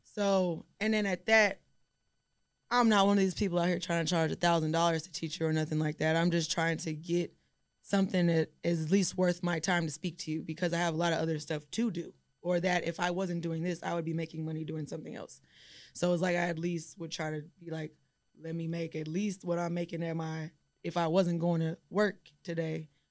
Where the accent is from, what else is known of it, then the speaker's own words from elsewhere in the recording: Houston, Texas, United States; I'm also from Houston